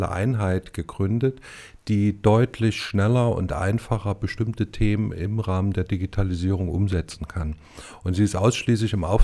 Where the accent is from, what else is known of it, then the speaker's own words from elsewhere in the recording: Erfurt, Thuringia, Germany; born there; ich bin gebürtiger Erfurter und denke, dass Erfurt noch ein bisschen Werbung gebrauchen könnte.